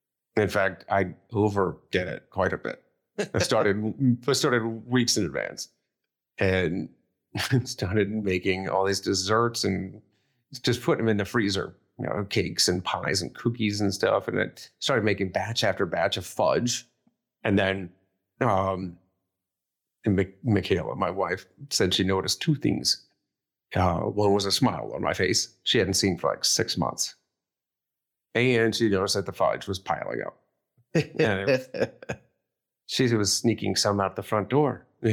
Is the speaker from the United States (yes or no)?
yes; Akron, Ohio, United States; And it was my hometown, Akron, Ohio marathon, same week as my 20th high school reunion.